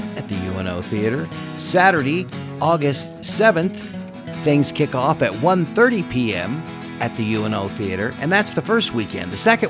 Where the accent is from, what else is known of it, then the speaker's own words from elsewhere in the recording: Kansas City, United States; now in Omaha, United States; So I'm originally from Kansas City